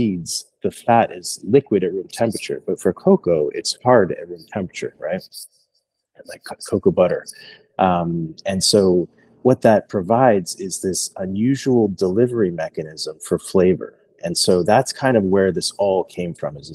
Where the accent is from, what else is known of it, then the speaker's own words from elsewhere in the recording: Philadelphia, Pennsylvania, United States; moved away; I'm from Philadelphia originally